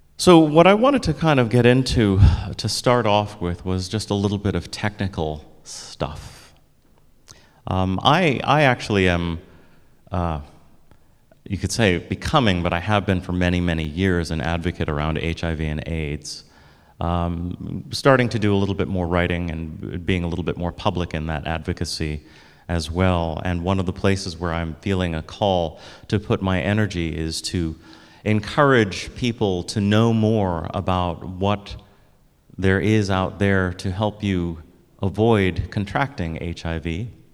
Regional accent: United States; I'm African American

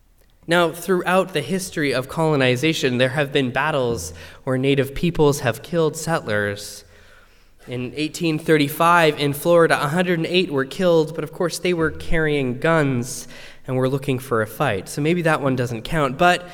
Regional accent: Western Canada, Canada; Now, I grew up in Canada, And I grew up in the West, and all I knew about Indigenous people as a child really could be found in a shoebox.

